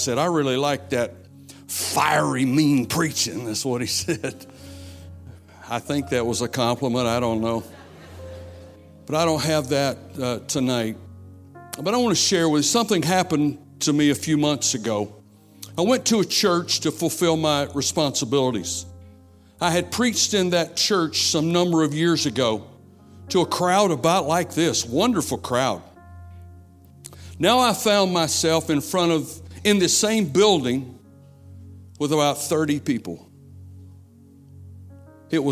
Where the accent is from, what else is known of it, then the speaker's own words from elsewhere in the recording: South Carolina, United States; moved away; I'm from South Carolina, where Pastor Allen is. We grew up together, going to youth camp together